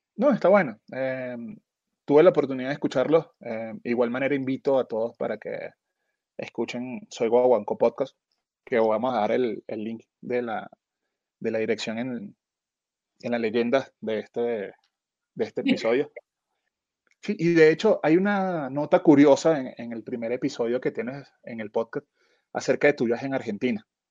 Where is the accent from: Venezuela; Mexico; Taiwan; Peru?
Venezuela; en Venezuela nosotros no usamos la palabra